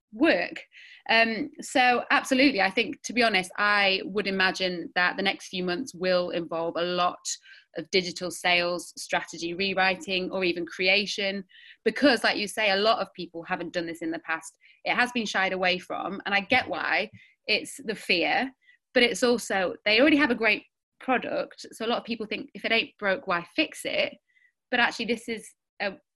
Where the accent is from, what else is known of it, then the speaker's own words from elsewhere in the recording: Sheffield, Yorkshire and the Humber, United Kingdom; We grew up in Sheffield in the 90s and early noughties